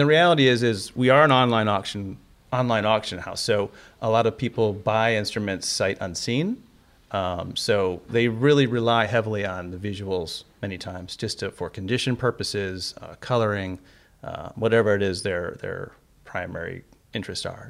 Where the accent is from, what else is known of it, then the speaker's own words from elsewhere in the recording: Cleveland, Ohio, United States; moved away; my hometown, Cleveland